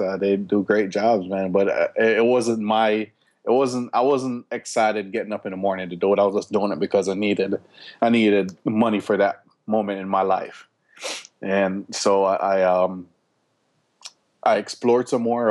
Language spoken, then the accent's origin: English; Jamaica; moved away; also born or lived in Florida / Atlanta, Georgia; we grew up in Jamaica